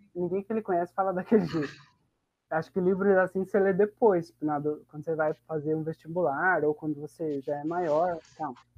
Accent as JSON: {"language": "Portuguese", "area": "Botujuru", "region": "São Paulo", "country": "Brazil", "said": "eu sou daqui de Botujuru"}